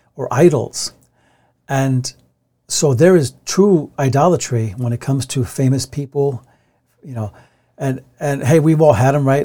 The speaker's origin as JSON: {"language": "English", "country": "United States", "said": "we live in a Western country where we're American"}